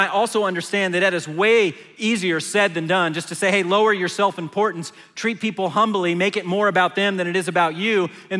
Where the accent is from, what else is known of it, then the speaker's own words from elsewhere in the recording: Manassas, Virginia, United States; now in Dallas, United States; Where I was growing up in Manassas, Virginia, the only time I saw a Lamborghini is when it was on the folder in my Trapper Keeper